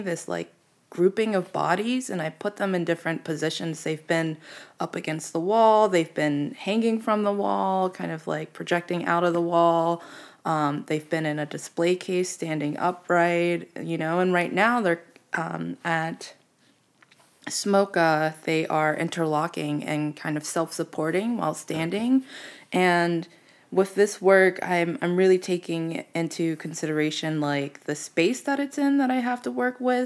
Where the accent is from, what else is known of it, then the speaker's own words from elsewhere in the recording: Pittsburgh, Pennsylvania, United States; now in Phoenix, United States; I'm from Pittsburgh